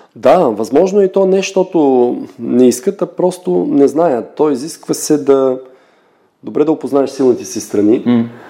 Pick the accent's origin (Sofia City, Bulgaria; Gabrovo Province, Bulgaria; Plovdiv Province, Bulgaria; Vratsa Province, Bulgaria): Gabrovo Province, Bulgaria; Gabrovo; now in Hamburg, Germany; когато бях на 15 години в моя роден град Габрово